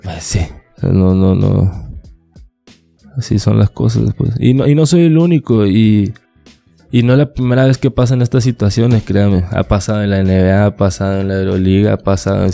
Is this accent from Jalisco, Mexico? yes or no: no; La Paz, Baja California Sur, Mexico; yo nací en La Paz